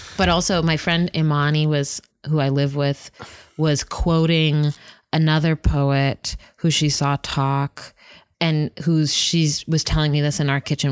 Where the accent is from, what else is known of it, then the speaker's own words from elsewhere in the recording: Whittier, California, United States; I grew up in Whittier